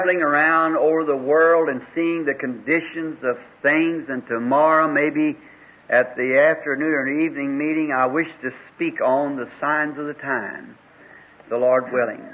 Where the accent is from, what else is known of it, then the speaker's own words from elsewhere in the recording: Kentucky, United States; he and I were raised up here in Kentucky just across the holler from each other